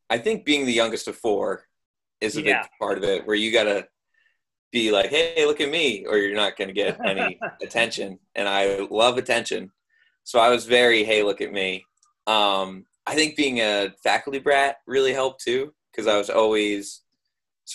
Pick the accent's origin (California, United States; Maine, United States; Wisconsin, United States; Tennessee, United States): Maine, United States; Bethel; moved away as an adult; now in Los Angeles, United States; I'm from Maine.